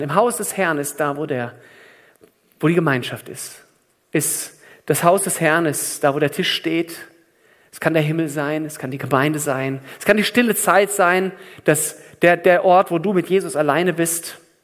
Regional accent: Germany; bei uns in Deutschland

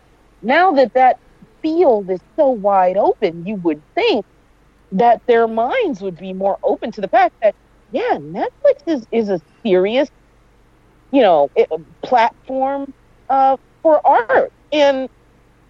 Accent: New York, United States; growing up in New York

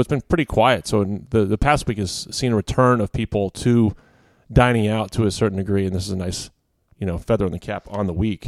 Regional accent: Quantico, Virginia, United States; I grew up around Quantico

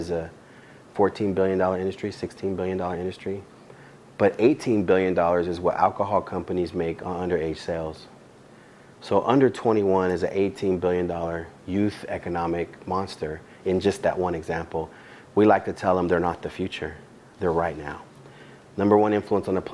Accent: California, United States; now in Oklahoma City, United States; I grew up in California

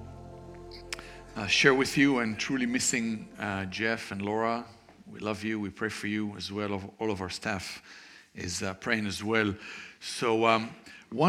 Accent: Israel; I was born and raised in Israel to what we would call in Israel a traditional Jewish family

